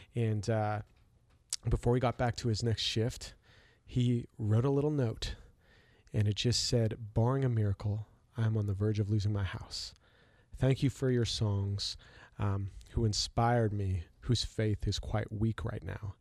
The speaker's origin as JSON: {"language": "English", "country": "Canada", "said": "I'm from Canada"}